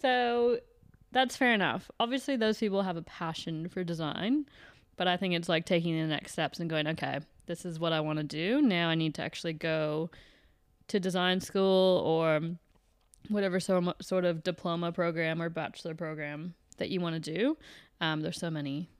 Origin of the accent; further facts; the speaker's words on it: Canada; now in Australia; I'm from Canada